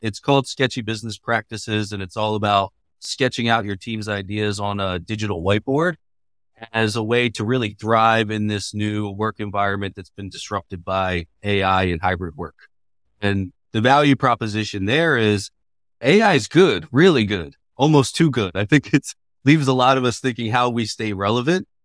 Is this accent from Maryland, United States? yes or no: yes; Baltimore, Maryland, United States; moved away as an adult; now in Bay Area, United States; That's my hometown